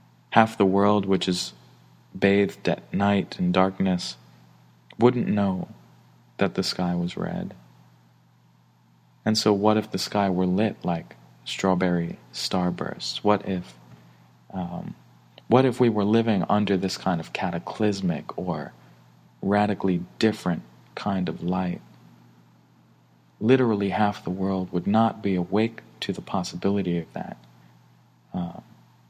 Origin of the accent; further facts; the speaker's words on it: New York City, New York, United States; I grew up in Brooklyn, New York